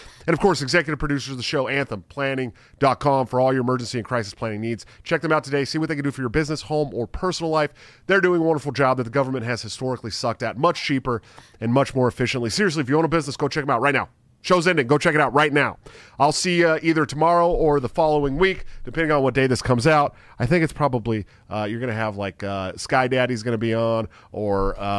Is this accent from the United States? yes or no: yes; California, United States; moved away; I came here from California. I came here from California last year, so I'm not used to it yet.